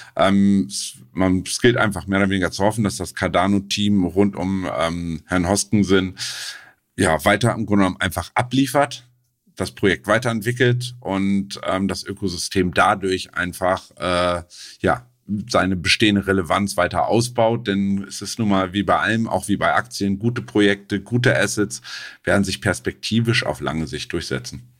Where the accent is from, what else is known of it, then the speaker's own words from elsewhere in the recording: Germany; als Deutscher